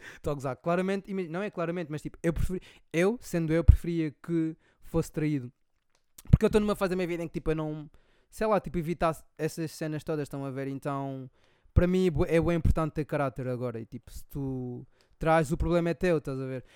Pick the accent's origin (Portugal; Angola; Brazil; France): Angola; moved away; eu cresci, estão a ver, em Angola